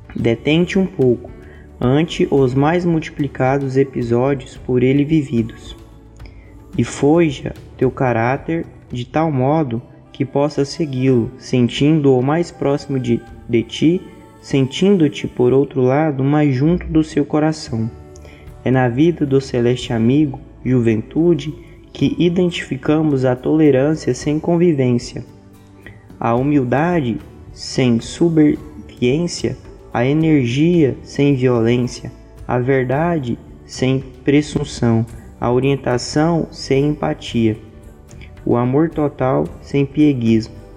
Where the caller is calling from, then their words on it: Goiânia, Goiás, Brazil; eu falo de Goiânia, do Centro Espírita Caridade Caminho